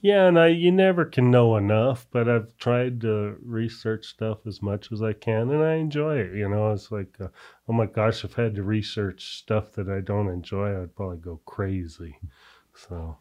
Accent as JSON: {"language": "English", "town": "Albuquerque", "region": "New Mexico", "country": "United States", "tie": "born or raised there", "said": "growing up in Albuquerque and we used to go to, uh, Mexico a lot"}